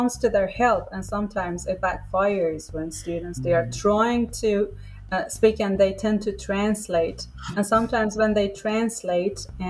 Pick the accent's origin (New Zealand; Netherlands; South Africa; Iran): Iran; first language Persian; English is a second language; also born or lived in Turkey; now in Brazil; I speak Persian, which is my mother tongue. I come from Iran.